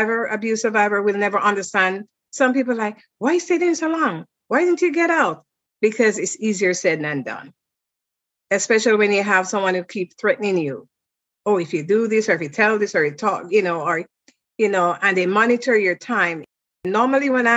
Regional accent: Jamaica; moved away as an adult; I'm from Jamaica and I was a travel agent at the time.

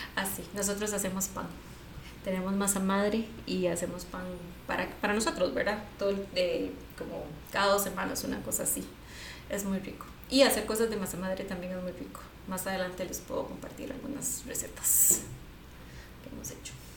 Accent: San José, Costa Rica; yo soy de aquí de San José

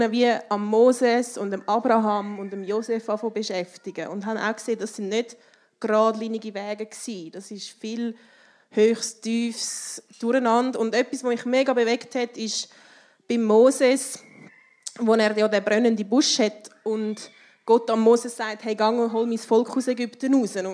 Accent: Switzerland; gerade als Schweizerin, wo man so fest auf Sicherheit baut und Sozialversicherungen

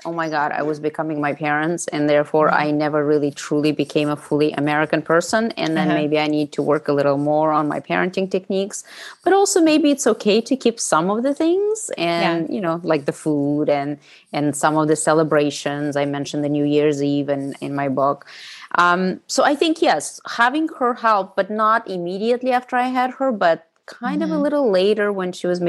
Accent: Russia; English is a second language; now in United States; I wanted nothing to do with Russia, with my Russian past. And I wanted to create this fully American identity.

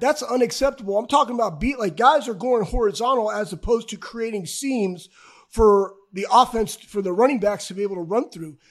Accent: Iowa, United States; I was born in Iowa

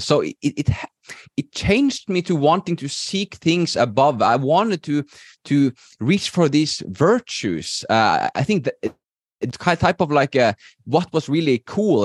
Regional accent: Norway; moved away as an adult; now in Spain; I'm originally from Norway, I, I live in, in Spain right now with my wife

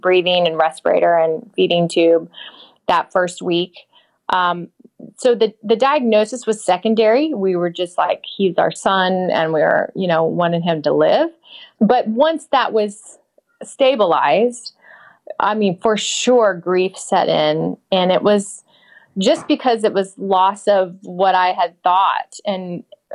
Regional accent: St. Petersburg, Florida, United States; I grew up in Florida, in St. Petersburg

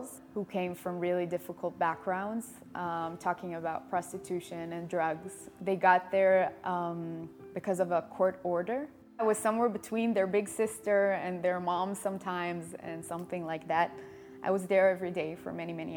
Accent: Israel; also born or lived in Germany; I live here since I'm a year old and 10 days

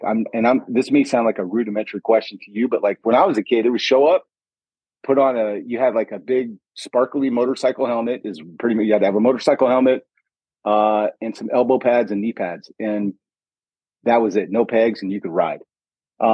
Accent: Stockton, California, United States; now in Arizona, United States; because I grew up in Stockton, California.

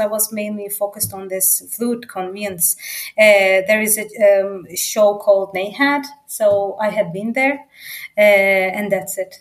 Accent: Istanbul, Turkey; English is a second language; moved away as an adult; now in Germany; living in Istanbul, where my hometown is. And then I have moved to Europe, to Germany

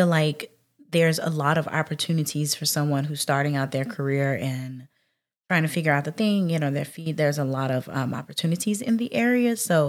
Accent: Mississippi, United States

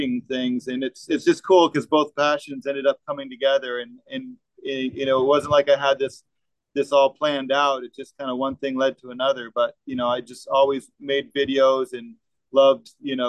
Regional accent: Vermont, United States; moved away as an adult; now in Florida, United States; growing up in Vermont

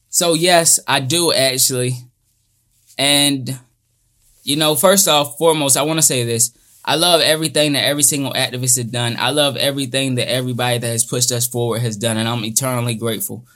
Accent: United States; growing up in America

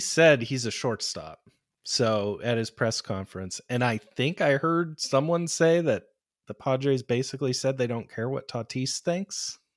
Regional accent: Pittsburgh, Pennsylvania, United States; moved away; I'm originally from Pittsburgh

